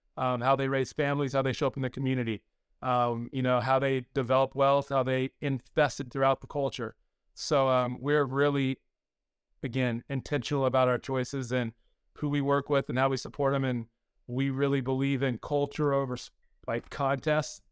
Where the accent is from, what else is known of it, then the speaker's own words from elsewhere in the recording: North Carolina, United States; I'm originally from North Carolina